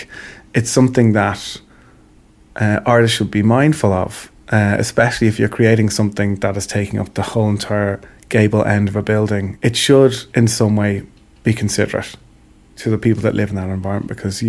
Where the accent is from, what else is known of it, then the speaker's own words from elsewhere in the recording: Ireland; I'm proud to be Irish